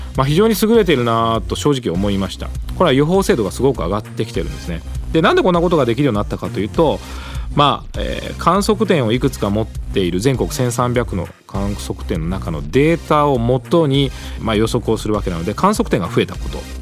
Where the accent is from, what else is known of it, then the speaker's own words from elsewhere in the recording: Gifu, Japan; moved away; 私が住んでいた幼い頃の地域は私は岐阜出身なんですが